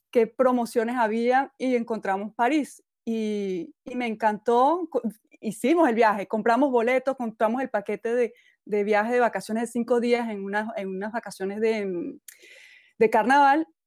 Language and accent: Spanish; Venezuela; quedarme solo en mi pueblito, que, que aunque es muy bonito y muy tranquilo, pues yo cuando estaba más joven necesitaba moverme, necesitaba aprender cosas nuevas, eh, ver culturas nuevas, civilizaciones nuevas. Y bueno, me cambié a muchas ciudades en Venezuela.